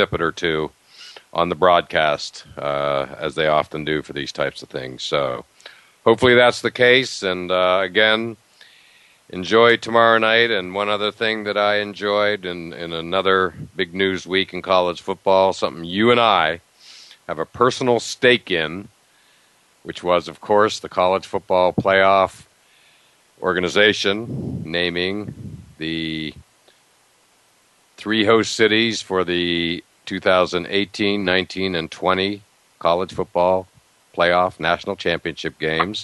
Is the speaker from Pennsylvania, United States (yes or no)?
yes; Pittsburgh, Pennsylvania, United States; I grew up in Pittsburgh